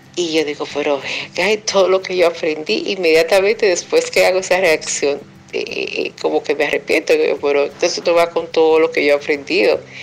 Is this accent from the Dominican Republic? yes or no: yes; Dominican Republic; now in United States; soy dominicana, vivo en los Estados Unidos actualmente